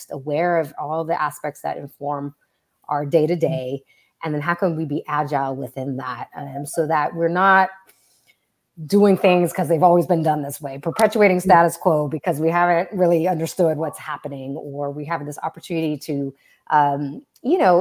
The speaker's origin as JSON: {"language": "English", "region": "Southern California", "country": "United States", "tie": "born or raised there", "said": "I grew up in Southern California"}